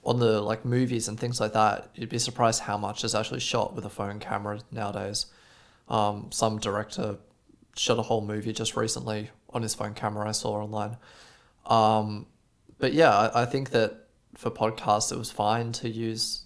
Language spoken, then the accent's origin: English; Australia; now in Germany; I'm from Australia.